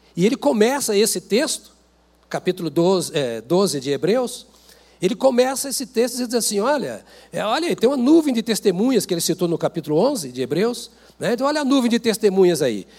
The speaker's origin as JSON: {"language": "Portuguese", "region": "interior of Paraná", "country": "Brazil", "moved": "yes", "said": "Eu lembro do meu tempo no interior do Paraná, que a terra roxa, sem asfalto"}